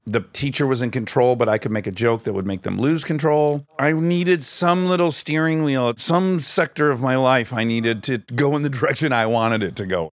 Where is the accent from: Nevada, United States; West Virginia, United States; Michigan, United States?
Michigan, United States; Detroit; I'm from Detroit area